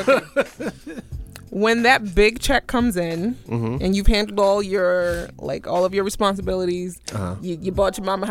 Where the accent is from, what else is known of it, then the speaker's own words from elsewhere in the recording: New York City, New York, United States; I'm from Brooklyn. I was born in a brownstone in Bed-Stuy.